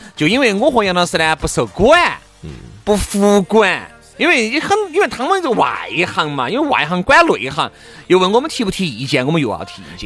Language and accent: Chinese; Chengdu, Sichuan, China; accent: Chengdu dialect